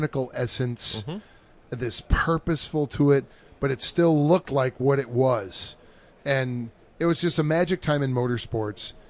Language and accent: English; near Watkins Glen, New York, United States; I grew up near Watkins Glen Raceway